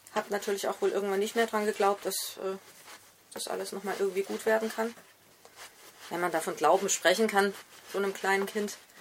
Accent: Esslingen am Neckar, Baden-Württemberg, Germany; Ich bin nämlich in Esslingen am Neckar geboren

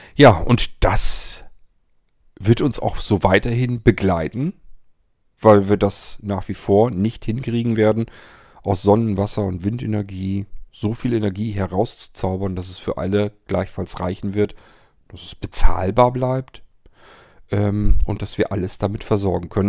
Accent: Germany; bei uns in Deutschland

